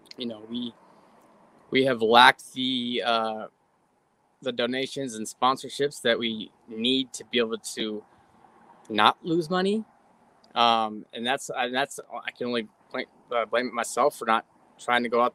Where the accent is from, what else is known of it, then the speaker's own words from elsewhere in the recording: San Diego, California, United States; we're from San Diego